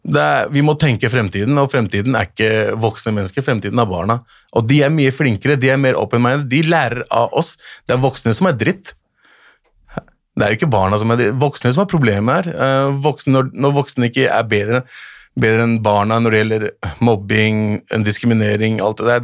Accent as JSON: {"language": "Norwegian", "town": "Lørenskog", "region": "Akershus", "country": "Norway", "tie": "born or raised there", "also_born_or_lived": "Bjørndal, Oslo / Pakistan (family origin)", "said": "Lørenskog er jo et sted der jeg vokste opp."}